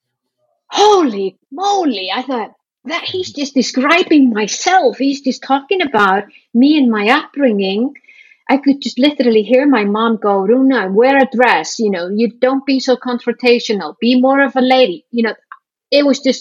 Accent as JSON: {"language": "English", "country": "Iceland", "said": "I come from Iceland"}